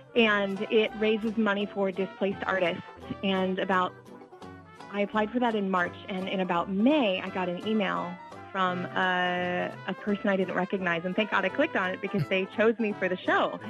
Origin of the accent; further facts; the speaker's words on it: Springfield, United States; now in Boston, United States; my hometown